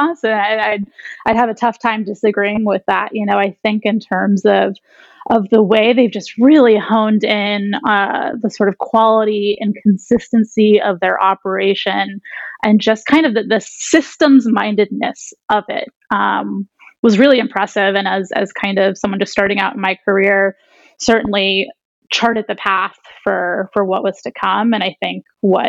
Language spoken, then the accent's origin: English; Los Angeles, California, United States; moved away as an adult; also born or lived in Santa Clara / New York City; I grew up in Los Angeles, actually. So I'm back home now